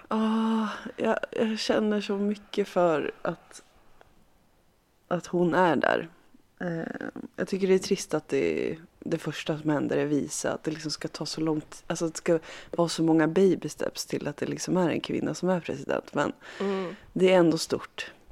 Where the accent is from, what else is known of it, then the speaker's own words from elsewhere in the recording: Harbo, Uppsala County, Sweden; moved away; när jag var liten och så när jag bodde hemma i Harbo